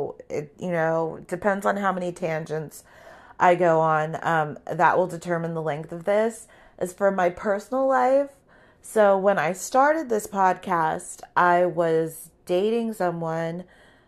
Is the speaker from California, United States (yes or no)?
yes; California, United States; people assume that I'm at the beach surfing every day because I'm from Southern California.